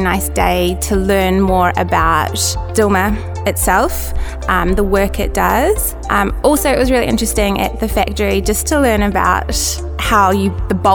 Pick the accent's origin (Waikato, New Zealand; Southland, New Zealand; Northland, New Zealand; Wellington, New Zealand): Wellington, New Zealand; I'm from New Zealand, from the capital, which is Wellington.